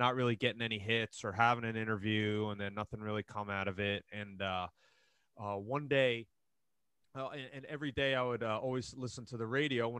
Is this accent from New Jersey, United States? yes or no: yes; New Jersey, United States; moved away as an adult; also born or lived in Monmouth County, New Jersey; now in Seattle area, United States; And then I grew up in New Jersey, so I'm from Jersey originally